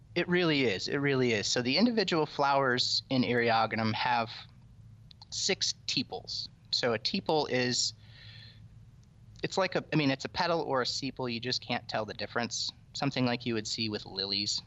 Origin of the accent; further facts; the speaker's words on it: Iowa, United States; I grew up in the middle, in Iowa